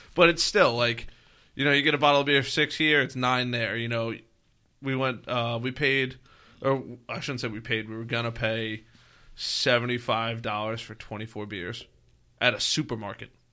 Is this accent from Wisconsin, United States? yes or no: no; Long Island, New York, United States; we're from Long Island